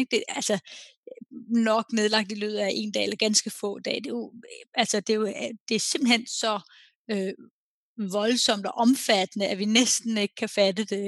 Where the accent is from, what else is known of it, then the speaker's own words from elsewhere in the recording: Denmark; now in Norway; jeg er jo dansker, der bor i udlandet